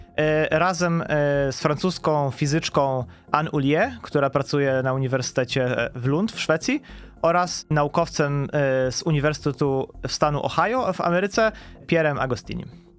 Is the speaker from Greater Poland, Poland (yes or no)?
no; Masovian Voivodeship, Poland; moved away as an adult; also born or lived in Warsaw / Munich; now in Wrocław, Poland; ja nie jestem rodowitym wrocławianinem, e, pochodzę z Mazowsza